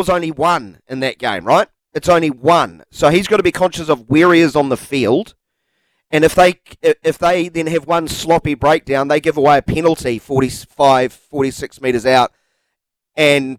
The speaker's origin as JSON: {"language": "English", "country": "New Zealand", "said": "We in New Zealand"}